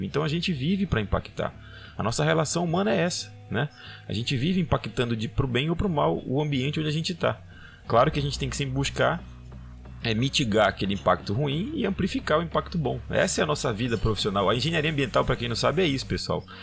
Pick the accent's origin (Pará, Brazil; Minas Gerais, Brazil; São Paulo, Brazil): Pará, Brazil; Belém; also born or lived in Trombetas / Carajás; morei em Trombetas, morei em Carajás, mas eu sou de Belém, tenho uma realidade aqui, meu pai era lá de Monte Alegre